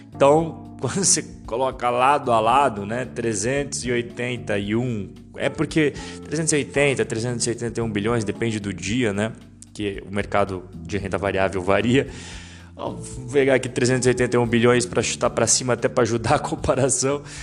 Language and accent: Portuguese; Brazil; eu, como brasileiro